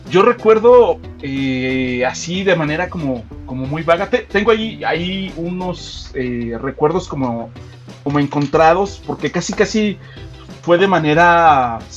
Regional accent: Mexico City, Mexico; now in State of Mexico, Mexico; Y sí, sí, soy de la Ciudad de México. Eh, ahí nací, aunque ahorita radico en el en el, todavía más glorioso estado de México.

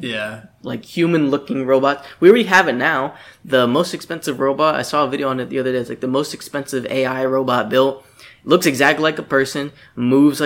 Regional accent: Florida, United States; we're from Florida

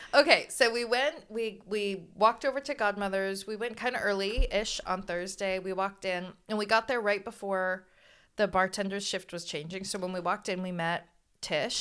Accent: San Luis Obispo, California, United States; we're from Slough

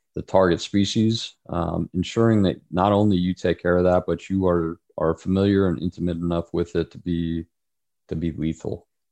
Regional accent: United States; we as an American society

